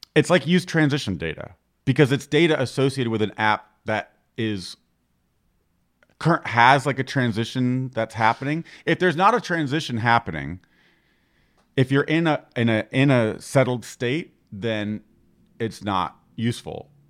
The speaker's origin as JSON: {"language": "English", "region": "Florida", "country": "United States", "said": "I'm from Florida"}